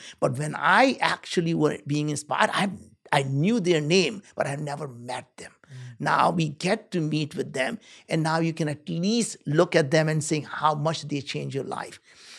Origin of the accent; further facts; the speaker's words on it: India; moved away; I grew up in India. We were very poor.